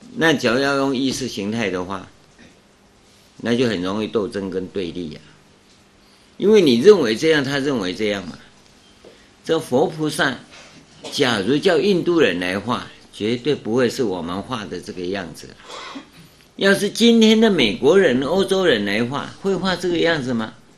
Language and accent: Chinese; Taiwan; 我们台湾叫唐努乌梁海